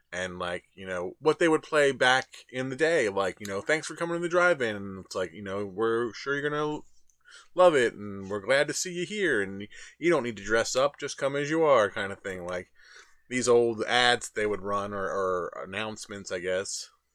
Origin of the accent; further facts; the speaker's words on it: Trenton, New Jersey, United States; I was from Trenton